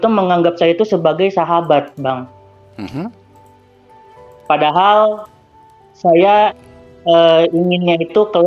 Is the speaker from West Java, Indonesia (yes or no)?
yes; Bandung, West Java, Indonesia; Oke. Okay. Dan saya itu dari Bandung, Bang, gitu. Bandung di Jawa Barat gitu.